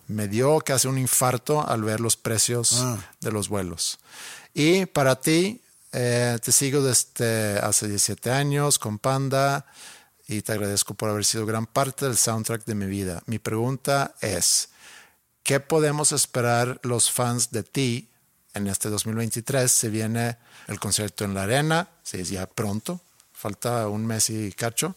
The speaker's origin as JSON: {"language": "Spanish", "country": "Sweden", "moved": "as an adult", "lives_now": "Monterrey, Mexico", "said": "mi casa en Suecia."}